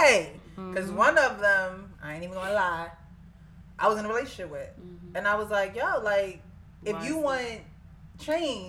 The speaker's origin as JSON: {"language": "English", "town": "Jersey City", "region": "New Jersey", "country": "United States", "said": "In Jersey City. You know that's where I'm from"}